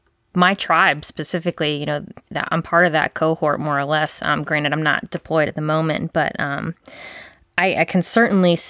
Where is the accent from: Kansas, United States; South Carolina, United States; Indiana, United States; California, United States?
South Carolina, United States; Charleston; I grew up in Charleston